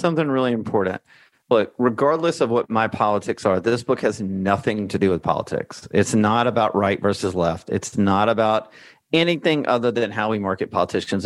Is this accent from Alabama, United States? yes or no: yes; Alabama, United States; moved away as an adult; also born or lived in Washington, D.C.; now in Santa Rosa Beach, United States; I grew up in Alabama